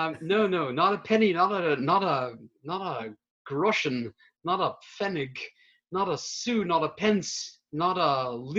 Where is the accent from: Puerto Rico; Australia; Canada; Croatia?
Canada; now in Baltimore, United States; I'm from Canada, where we did not have public radio, except over the border, the now closed and forever border.